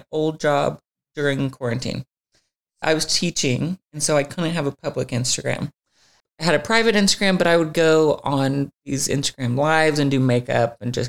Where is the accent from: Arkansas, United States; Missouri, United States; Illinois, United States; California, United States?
Arkansas, United States; Alma; moved away as an adult; now in Los Angeles, United States; I grew up in Alma, Arkansas, and it had about 3,000 people.